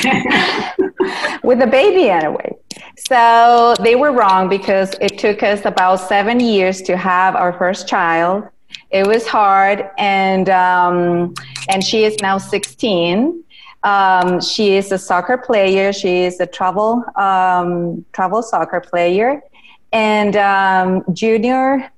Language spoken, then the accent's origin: English; Chile; moved away as an adult; also born or lived in New Jersey, United States; now in United States; I was born in New Jersey, but I grew up in Chile because my parents went back to Chile